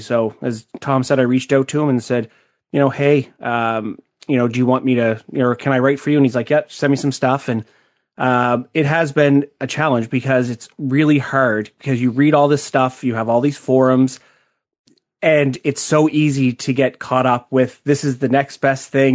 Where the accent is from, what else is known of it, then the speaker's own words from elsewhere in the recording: Canada; I am Canadian